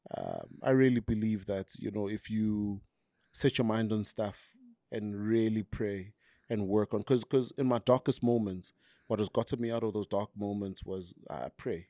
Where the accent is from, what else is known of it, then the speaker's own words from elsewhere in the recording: Tembisa, Gauteng, South Africa; I grew up in Tembisa